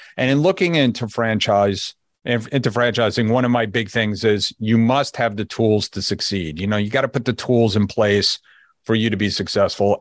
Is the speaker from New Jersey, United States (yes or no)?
yes; New Jersey, United States; moved away as an adult; also born or lived in Connecticut; now in Florida, United States; I'm from New Jersey, if you couldn't hear it in my voice yet